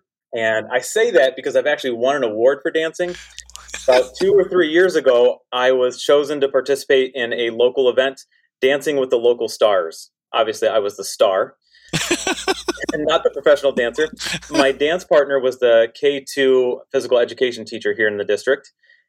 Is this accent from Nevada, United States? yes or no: no; Painesville, Ohio, United States; moved away as an adult; also born or lived in Raleigh, North Carolina; now in Ludington, United States; I grew up actually in Ohio, in Painesville, Ohio, which is just east of Cleveland. I grew up on Lake Erie.